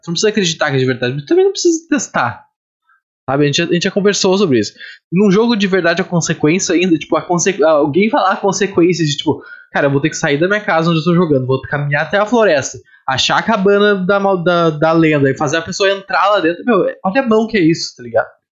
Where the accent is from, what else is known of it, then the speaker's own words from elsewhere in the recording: Rio Grande do Sul, Brazil; moved away; eu sou do Rio Grande do Sul, mas eu, eu, geralmente quando eu me refiro eu falo aqui, apesar de não estar morando no Rio Grande do Sul.